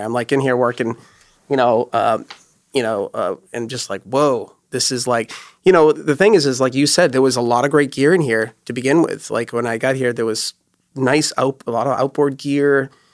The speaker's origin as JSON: {"language": "English", "region": "New Hampshire", "country": "United States", "tie": "born or raised there", "also_born_or_lived": "Los Angeles", "moved": "as an adult", "said": "growing up in New Hampshire, we'd be camping in the woods"}